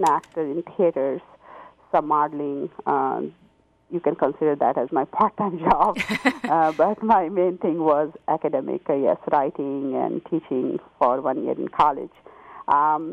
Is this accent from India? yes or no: yes; Gaya, Bihar, India; moved away as an adult; now in California, United States; I grew up in India. I was born in Gaya.